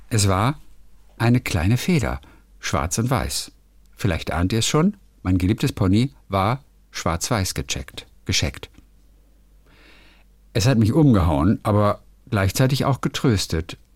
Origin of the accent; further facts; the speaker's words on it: Northern Germany, Germany; ich als Norddeutscher sag dir ganz ehrlich, dass ich da gerade ein bisschen überfragt